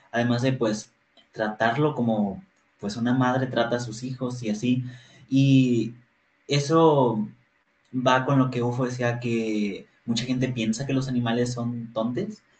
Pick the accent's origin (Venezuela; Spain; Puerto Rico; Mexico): Mexico; Ciudad Victoria, Tamaulipas; soy de Ciudad Victoria, Tamaulipas.